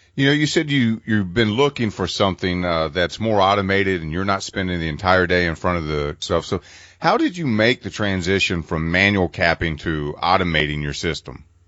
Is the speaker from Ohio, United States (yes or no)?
yes; Cincinnati, Ohio, United States; I'm from Cincinnati